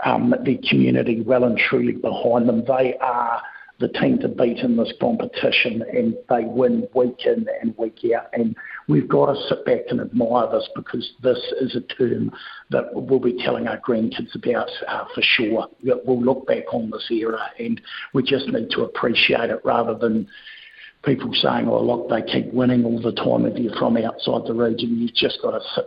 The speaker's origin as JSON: {"language": "English", "town": "Greymouth", "region": "West Coast", "country": "New Zealand", "tie": "born or raised there", "said": "I was born in Greymouth, so I've grown up as a kid."}